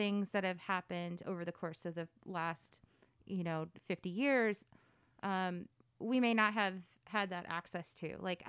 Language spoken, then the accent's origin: English; Connecticut, United States; I grew up, well, that's a trick question. Connecticut for the most part.